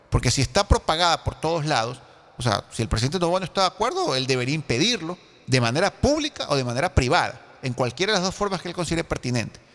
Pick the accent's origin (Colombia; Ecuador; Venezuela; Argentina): Ecuador; yo sí me preocupo como ecuatoriano